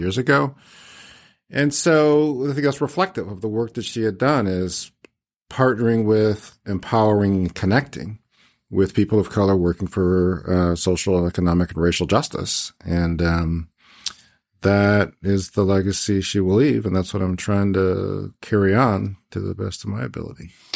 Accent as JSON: {"language": "English", "town": "Cleveland Heights", "region": "Ohio", "country": "United States", "tie": "born or raised there", "said": "I grew up in Cleveland Heights, Ohio"}